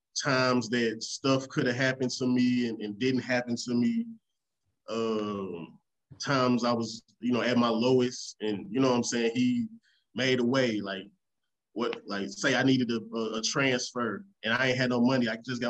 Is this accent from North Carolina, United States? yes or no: yes; Raleigh, North Carolina, United States; also born or lived in Memphis; Like, I'm from Raleigh and Memphis. So it's just the same stuff.